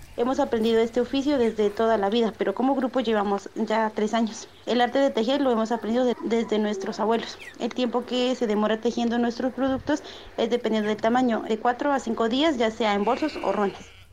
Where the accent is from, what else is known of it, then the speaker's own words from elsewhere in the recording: Silvia, Cauca, Colombia; soy del departamento del Cauca, municipio de Silvia, de la etnia Misa